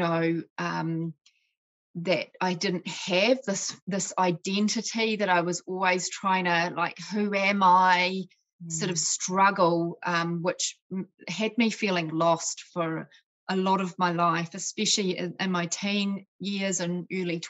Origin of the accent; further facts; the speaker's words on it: Scotland, United Kingdom; I was born in Scotland.